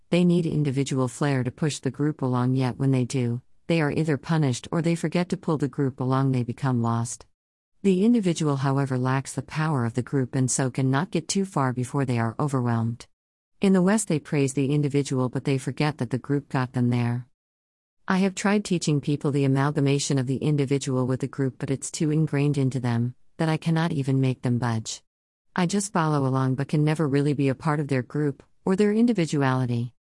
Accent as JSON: {"language": "English", "town": "Sydney", "region": "New South Wales", "country": "Australia", "tie": "born or raised there", "also_born_or_lived": "Hong Kong"}